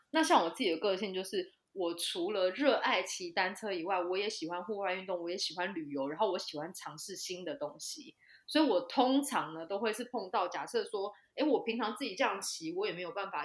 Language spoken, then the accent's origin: Chinese; Taichung, Taiwan; 我是台中人嘛，所以我就回到台中去大雅区的农会实习